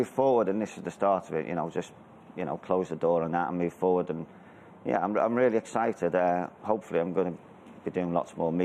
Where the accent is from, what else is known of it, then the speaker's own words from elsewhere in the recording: Merseyside, North West England, United Kingdom; I grew up in Merseyside on a council estate